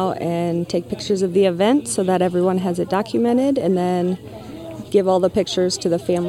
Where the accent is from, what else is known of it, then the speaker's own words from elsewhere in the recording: Dyersville, Iowa, United States; moved away as an adult; now in Dubuque, United States; I live in Dubuque, but I grew up in Dyersville.